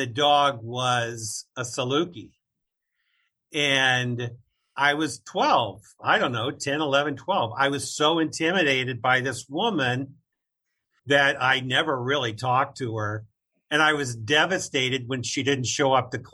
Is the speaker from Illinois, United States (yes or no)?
yes; Central Illinois, United States; I grew up in Central Illinois